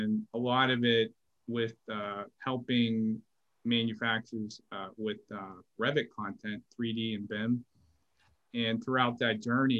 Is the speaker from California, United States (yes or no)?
no; Pittsburgh, Pennsylvania, United States; also born or lived in Florida / Texas / Memphis / Washington, D.C.; now in Atlanta, United States; I grew up in Pittsburgh and I moved like probably 12 times in Pittsburgh